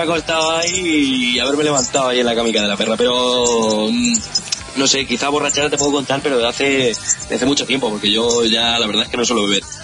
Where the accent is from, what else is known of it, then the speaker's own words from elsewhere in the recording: Albacete, Castilla-La Mancha, Spain; de la tierra de la que somos, de Albacete